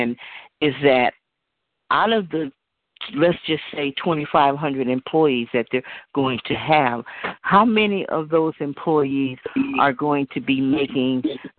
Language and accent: English; Oakland, California, United States; I was born and raised here in Oakland